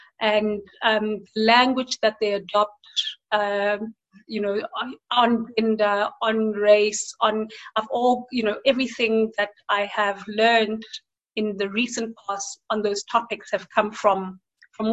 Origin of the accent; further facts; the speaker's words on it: South Africa; our experiences as South African women and African women